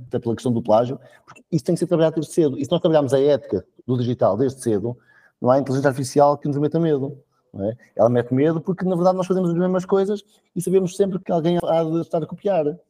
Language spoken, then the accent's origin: Portuguese; Coimbra, Centro, Portugal; now in Maia, Portugal; eu na verdade sou natural de Coimbra, mas posso dizer que sou maiato honorário